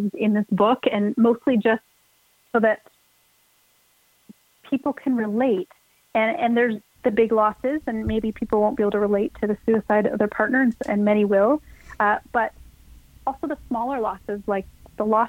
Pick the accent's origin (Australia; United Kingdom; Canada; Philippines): Canada; a Canadian girl growing up in a small farming town